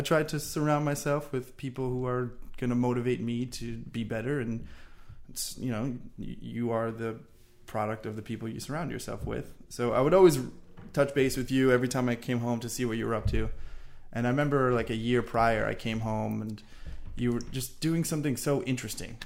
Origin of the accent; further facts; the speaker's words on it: Long Island, New York, United States; moved away as an adult; also born or lived in Florida; I'm originally from Long Island, New York. We actually went to the same high school